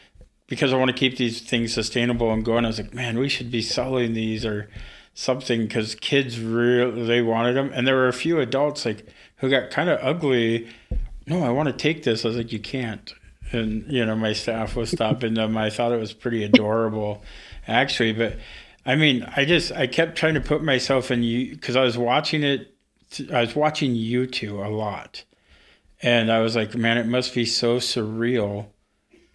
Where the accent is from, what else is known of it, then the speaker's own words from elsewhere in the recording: Prince of Wales Island, Alaska, United States; also born or lived in Ketchikan, Alaska; I was born in Ketchikan, grew up on Prince of Wales